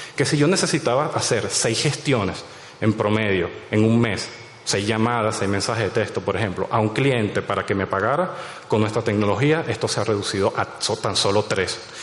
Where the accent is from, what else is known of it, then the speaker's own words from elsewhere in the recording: Venezuela; soy de allá